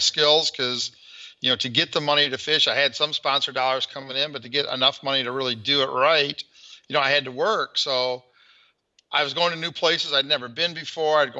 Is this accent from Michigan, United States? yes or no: yes; Flint, Michigan, United States; I'm from the Flint, Michigan area